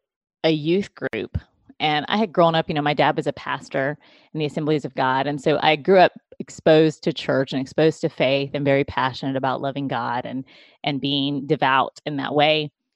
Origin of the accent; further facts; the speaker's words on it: Philippines; born there; Yeah, so I was born in the Philippines. My parents, my adoptive parents, were missionaries in the Philippines.